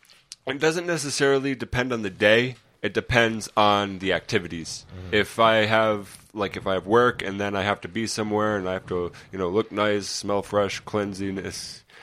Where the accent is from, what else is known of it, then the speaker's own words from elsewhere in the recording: East Greenwich, Rhode Island, United States; I'm from East Greenwich, Rhode Island, about 25 years old.